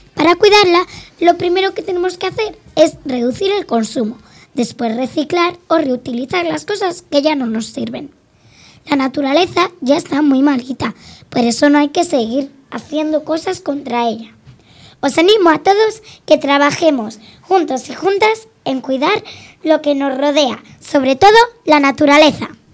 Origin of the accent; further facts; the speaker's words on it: Valladolid, Castile and León, Spain; now in Cigales, Spain; nací en Valladolid, pero vivo en Cigales, en una casa, no en un piso